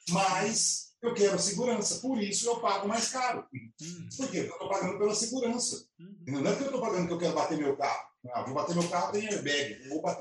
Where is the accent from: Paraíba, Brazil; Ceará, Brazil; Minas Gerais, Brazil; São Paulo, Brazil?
São Paulo, Brazil; Campinas; nós somos de Campinas